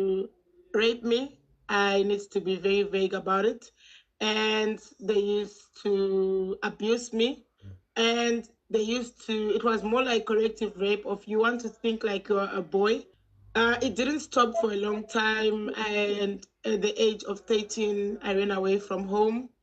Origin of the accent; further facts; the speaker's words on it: Zimbabwe; now in South Africa; I was born in Yashashakata, in Zimbabwe. And I grew up in a very homophobic family.